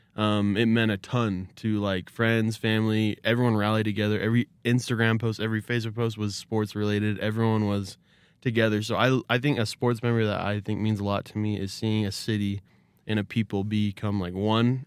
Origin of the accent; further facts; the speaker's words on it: Arizona, United States; I'm from Arizona